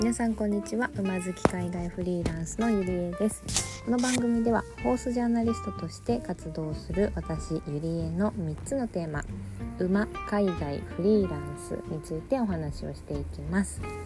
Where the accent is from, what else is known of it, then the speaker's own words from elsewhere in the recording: Fukuoka, Japan; moved away as an adult; also born or lived in Europe; now in Tokyo, Japan; 地元は福岡なので福岡に帰った時には、まあ、実家があったり